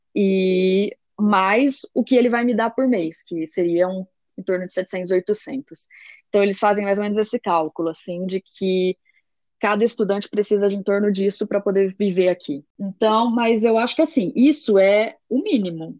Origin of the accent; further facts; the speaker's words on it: Brazil; moved away as an adult; now in Belgium; eu vinha do Brasil